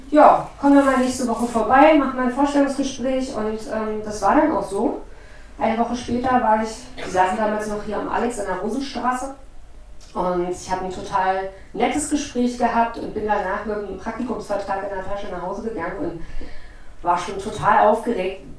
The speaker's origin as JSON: {"language": "German", "town": "Potsdam", "region": "Brandenburg", "country": "Germany", "said": "ich komme aus Potsdam, bin 43 Jahre und habe mein Abi 1999 gemacht"}